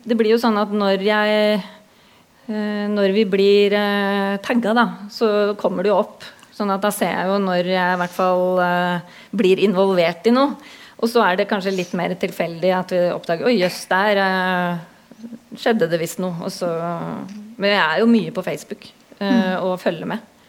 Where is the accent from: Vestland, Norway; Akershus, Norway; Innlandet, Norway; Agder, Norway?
Akershus, Norway; Hurdal; also born or lived in Oslo; now in Drammen, Norway; opprinnelig så kommer jeg fra Hurdal i Akershus. Det er en liten bygd på størrelse med Sigdal. 2500 innbyggere, så jeg veit hvordan det er å vokse opp midt i skauen.